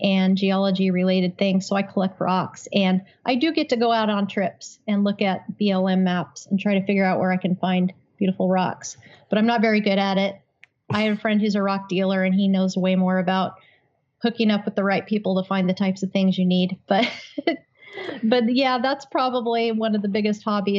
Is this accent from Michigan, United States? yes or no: no; Utah, United States; I grew up in Utah